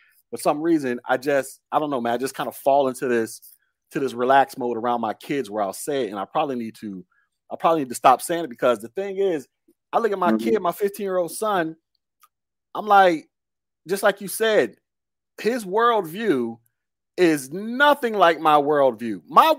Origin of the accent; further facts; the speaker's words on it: Chicago, Illinois, United States; I'm from Chicago. I'm from the South Side.